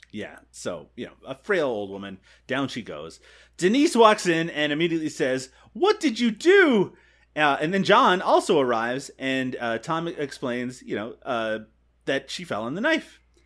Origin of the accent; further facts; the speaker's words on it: Canada; as a Canadian